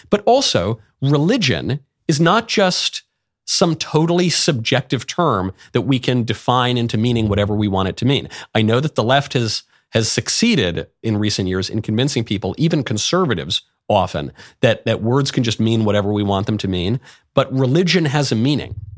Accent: New York, United States; I grew up in New York

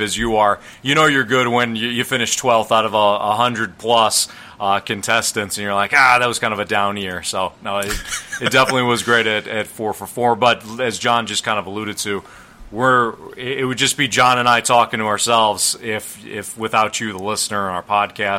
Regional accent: Chicago, Illinois, United States; now in St. Louis, United States; me in Chicago, which is my hometown.

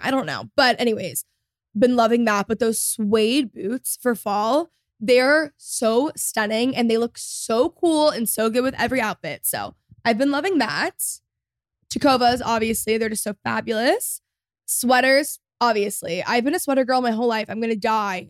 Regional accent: Texas, United States; I grew up in Texas

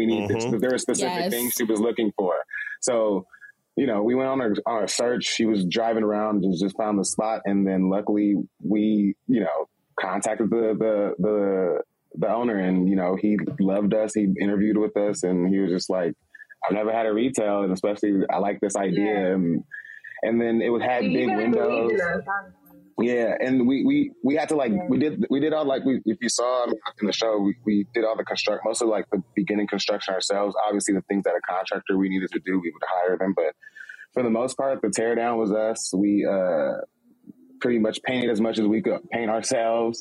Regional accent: Los Angeles, California, United States; I'm from Los Angeles

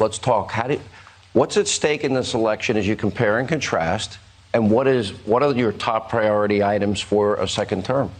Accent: New York City, New York, United States; I was from Manhattan, from New York

